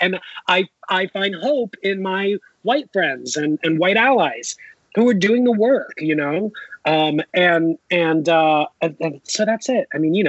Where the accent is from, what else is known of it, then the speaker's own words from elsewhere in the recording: Philippines; I have a millionaire neighbor who's Indian and I'm Filipino. And, you know, we came from nothing, but we came here.